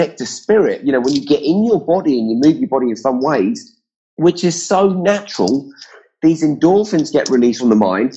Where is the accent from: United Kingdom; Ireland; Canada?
United Kingdom; England; I'm from England